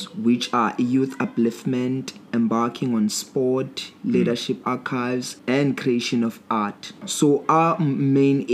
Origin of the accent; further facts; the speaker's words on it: Uitenhage, Eastern Cape, South Africa; I am born, bred and buttered here in Uitenhage